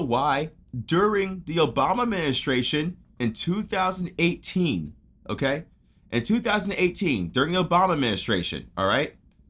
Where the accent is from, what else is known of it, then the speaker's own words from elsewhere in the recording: Garland, Texas, United States; I grew up, okay, in the South, Garland.